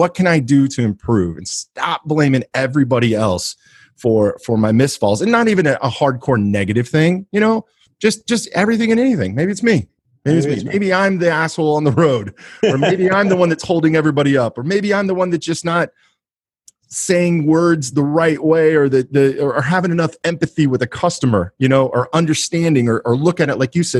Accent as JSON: {"language": "English", "town": "Kansas City", "region": "Missouri", "country": "United States", "said": "they find out I'm from Kansas City"}